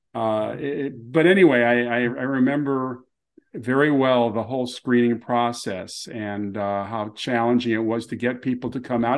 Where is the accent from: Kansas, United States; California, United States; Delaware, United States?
California, United States; Los Angeles; I grew up in Beverlywood